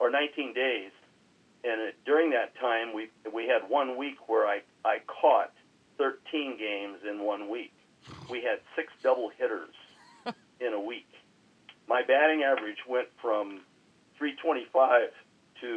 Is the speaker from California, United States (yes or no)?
yes; Long Beach, California, United States; I grew up in North Long Beach